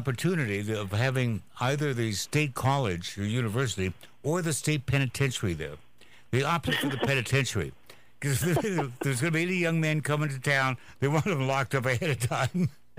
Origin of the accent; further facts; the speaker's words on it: Walla Walla, Washington, United States; I'm from Walla Walla, Washington, which is a small agricultural community.